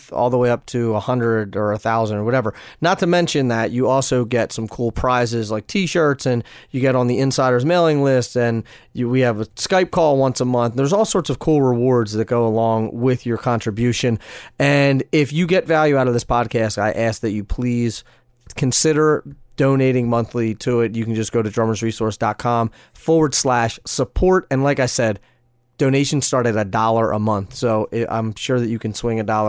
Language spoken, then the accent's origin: English; Pennsylvania, United States; born or raised there